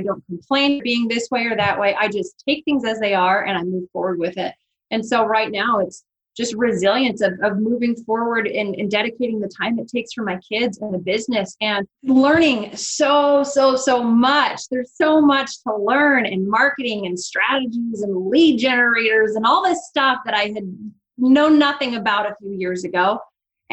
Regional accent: Seattle, Washington, United States; moved away as an adult; now in Coeur d'Alene, United States; I had been born and raised in Seattle, Washington, north of Seattle

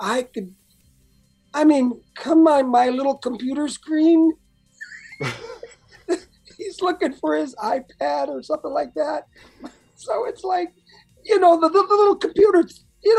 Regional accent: Chicago, Illinois, United States; moved away; also born or lived in Alabama; I'm originally from Alabama, but I grew up a lot of my life in Chicago

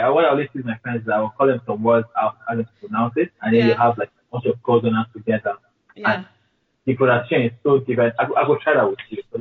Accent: Borno, Nigeria; It's called it's Bura, Bora, B-U-R-A, and Niger, it's Borno State.

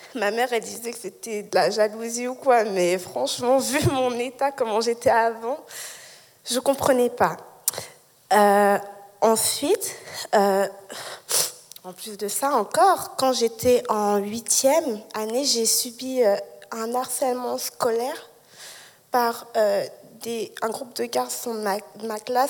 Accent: Lausanne, Vaud, Switzerland; also born or lived in Geneva; je suis née à Genève, mais j'ai grandi à Lausanne

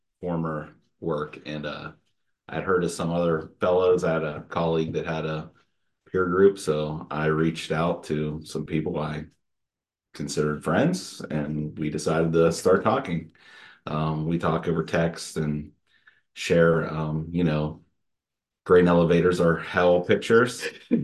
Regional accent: Somerset County, Pennsylvania, United States; I'm from Somerset County, Pennsylvania

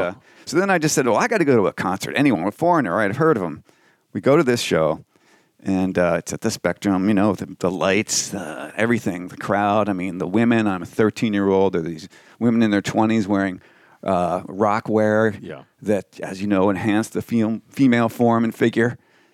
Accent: New Jersey, United States; I did. I grew up out east in New Jersey.

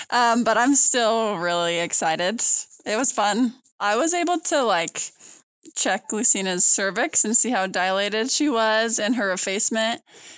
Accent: Broomfield, Colorado, United States; I'm from Broomfield, Colorado.

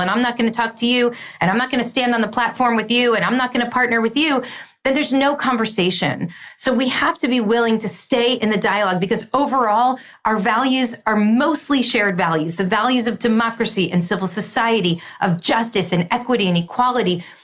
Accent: United States; as an American

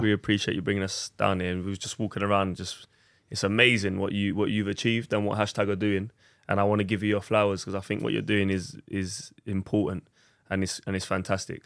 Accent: London, United Kingdom; we're all from Southeast London

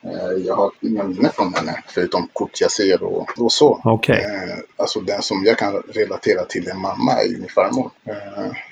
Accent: Kinshasa, DR Congo; now in Sweden; Ja, som sagt, jag föddes där i Kongo, Kinshasa, Kongos huvudstad.

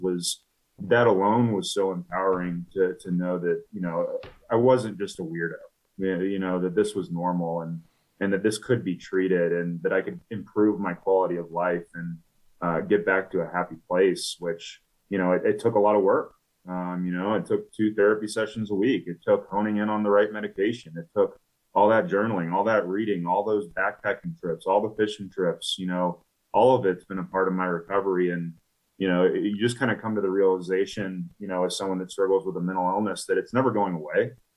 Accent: Atlanta, Georgia, United States; moved away as an adult; now in Denver, United States; I grew up in Atlanta

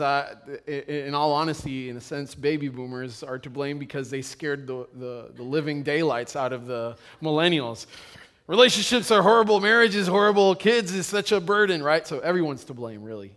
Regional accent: Puerto Rico; moved away; I come from Puerto Rico, and in Puerto Rico, it's a big deal if you're not married

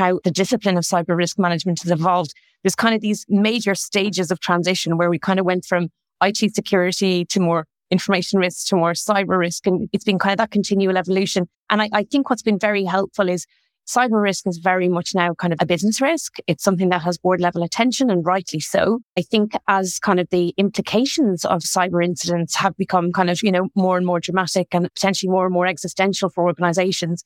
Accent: Dublin, Leinster, Ireland; moved away; You might tell from my accent, I'm originally from Ireland. I'm from Dublin

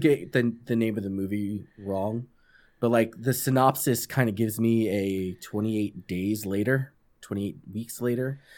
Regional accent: New York, United States; moved away; also born or lived in California / North Carolina; I'm from New York.

